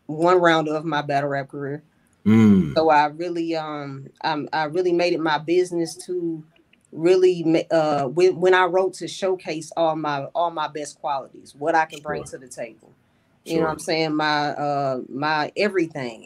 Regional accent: Kentucky, United States; also born or lived in Charlotte, North Carolina; I'm really from Kentucky

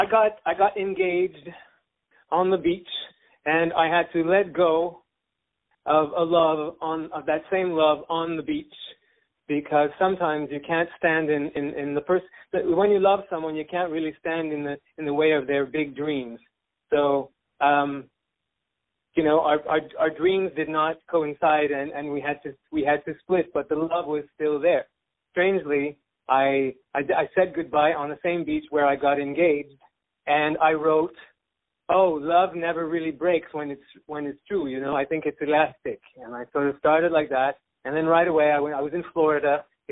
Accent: Montreal, Quebec, Canada; I'm French-Georgian originally, but I've been a Montrealer for most of my life, and I don't know that I feel so European anymore.

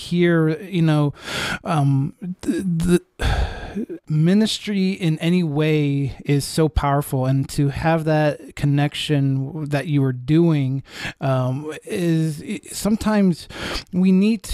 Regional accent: Pennsylvania, United States; now in Ohio, United States; I'm from Pennsylvania

